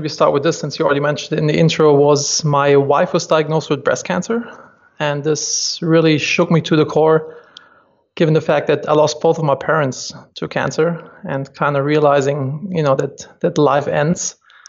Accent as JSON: {"language": "English", "country": "Germany", "moved": "as an adult", "lives_now": "United States", "said": "I'm originally from Germany, and my big dream was always to move to the US and start a company there."}